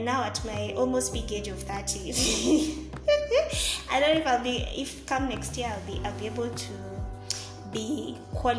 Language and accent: English; Kenya; also born or lived in Nairobi; being a Kenyan living in Kenya, Nairobi to be exact